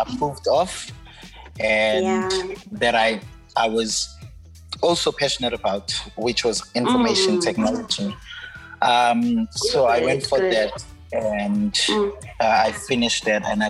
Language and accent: English; Mandeni, KwaZulu-Natal, South Africa; now in Esikhawini, South Africa; I'm originally from Mandeni